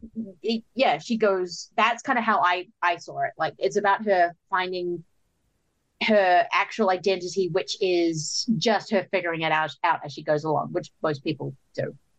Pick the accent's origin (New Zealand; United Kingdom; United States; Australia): New Zealand; as a New Zealander growing up